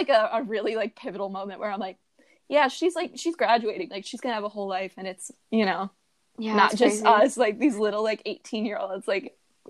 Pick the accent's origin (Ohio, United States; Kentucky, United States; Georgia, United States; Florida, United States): Ohio, United States; Yeah, right now we're all long-distance. I'm from Ohio, Han's from California